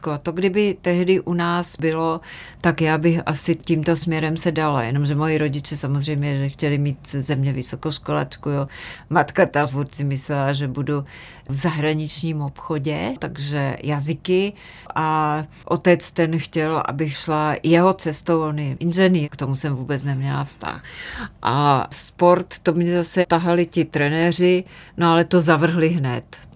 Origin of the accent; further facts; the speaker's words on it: Martin, Žilina Region, Slovakia; moved away; also born or lived in Moravia; To mi pomohlo hodně, protože jak jsme se přestěhovali z Moravy do Martina, protože otec měl tuberkulózu a museli do vysokorského pásma, kde byly hory kolem celého toho Martina.